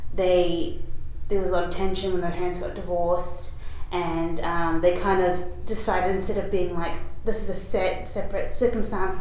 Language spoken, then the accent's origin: English; Auckland, New Zealand; I was born in New Zealand, in Auckland